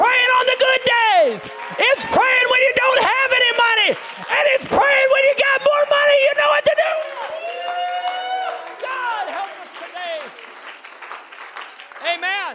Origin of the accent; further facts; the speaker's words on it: United States; We're American